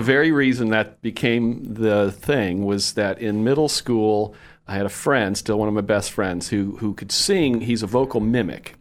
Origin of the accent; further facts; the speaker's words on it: Fort Myers, Florida, United States; I grew up in Fort Myers